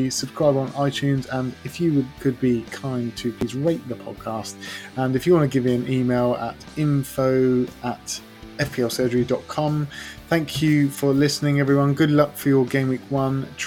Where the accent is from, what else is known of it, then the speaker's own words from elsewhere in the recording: England, United Kingdom; I'm fully English.